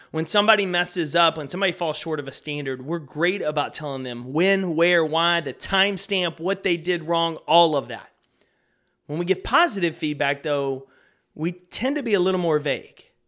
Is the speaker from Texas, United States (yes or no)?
yes; Texas, United States; I grew up here in Texas